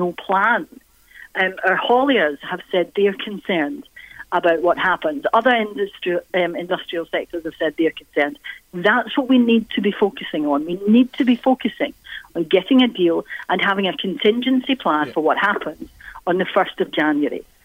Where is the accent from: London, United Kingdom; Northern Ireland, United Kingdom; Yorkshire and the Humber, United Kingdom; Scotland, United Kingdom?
Scotland, United Kingdom; as a Scot